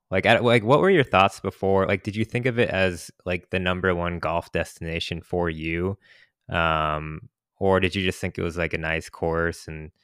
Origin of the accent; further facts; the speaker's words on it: California, United States; Like I think growing up in California on the West Coast, like being close to the ocean, that's a privilege we have living in California.